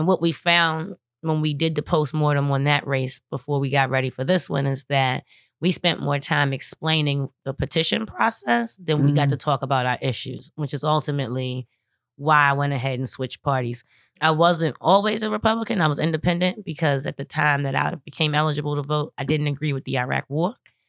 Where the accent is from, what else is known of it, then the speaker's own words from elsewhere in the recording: Baltimore, Maryland, United States; Born and raised in Zone 17 in West Baltimore.